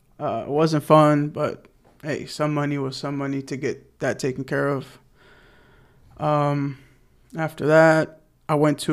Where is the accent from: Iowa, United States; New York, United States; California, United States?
California, United States; Los Angeles; moved away as an adult; also born or lived in Alabama; I'm the oldest of four, born and raised in the San Fernando Valley.